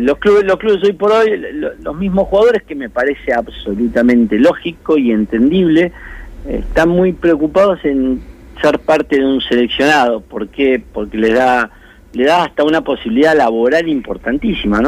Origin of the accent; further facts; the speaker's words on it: La Plata, Buenos Aires Province, Argentina; moved away as an adult; now in Spain; cuando tenía seis años, mi padre me llevó a jugar al rugby a La Plata Rugby Club y desde ese momento no me fui jamás